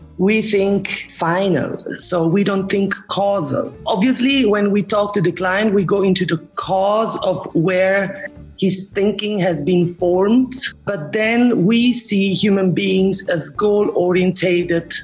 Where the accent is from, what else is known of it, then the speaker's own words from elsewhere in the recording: Romansh-speaking part of Switzerland, Graubünden, Switzerland; moved away as an adult; also born or lived in Zurich; I am from the Romanish, Retro-Romanish part of Switzerland, now where I have brought my work. So I'm not anymore in the German part